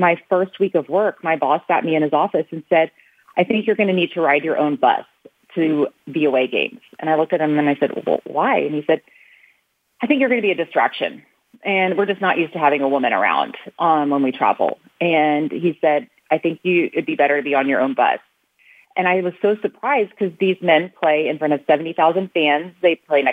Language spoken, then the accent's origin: English; Houston, Texas, United States; I got a job with the Houston Texans, and I'm from Houston